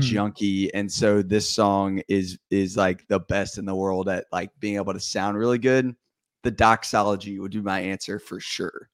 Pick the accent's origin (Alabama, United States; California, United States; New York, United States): Alabama, United States; Vestavia Hills; I am from Birmingham, or Vestavia, Alabama, and I live in Vestavia, Alabama.